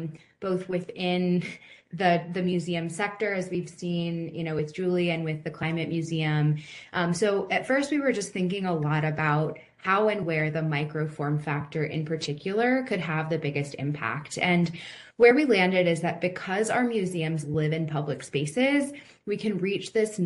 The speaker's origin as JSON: {"language": "English", "town": "Hurricane", "region": "West Virginia", "country": "United States", "tie": "born or raised there", "moved": "yes", "said": "my hometown of Hurricane, West Virginia"}